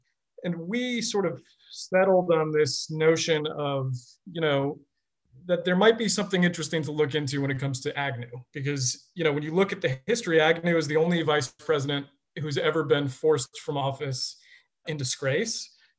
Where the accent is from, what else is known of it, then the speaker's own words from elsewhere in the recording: Billerica, Massachusetts, United States; I grew up outside of Boston in a town called Billerica, Massachusetts.